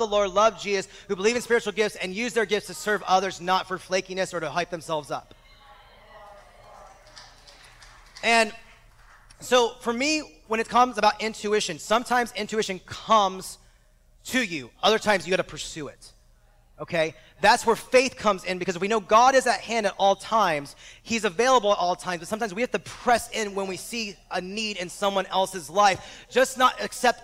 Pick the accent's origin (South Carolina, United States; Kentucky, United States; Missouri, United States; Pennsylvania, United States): Pennsylvania, United States; Exton; now in Bakersfield, United States; I'm now back in my hometown of Exton, Pennsylvania